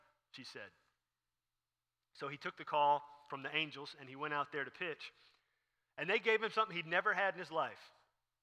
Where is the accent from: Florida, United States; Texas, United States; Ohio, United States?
Texas, United States; Dallas; also born or lived in Houston, Texas; growing up, I was born in Dallas, and then we moved, I guess about my fifth grade year down to Houston, and then we lived in Houston until I went off to college